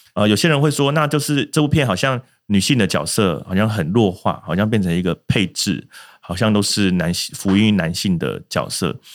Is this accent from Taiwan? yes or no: yes; Taiwan; 我相信很多台湾啊，如果说三四十岁以上的族群的观众看到，会多少有些共鸣啊。我们就是在这个时代下长大